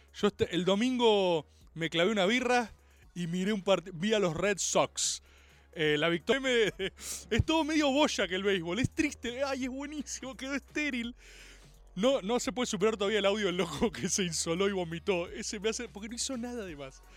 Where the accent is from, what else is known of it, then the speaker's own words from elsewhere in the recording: Argentina; Jugué béisbol como todo argentino de bien